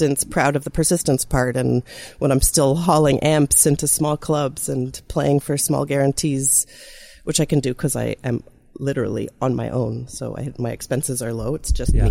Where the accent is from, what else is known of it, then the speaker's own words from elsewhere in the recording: Canada; a Canadian musician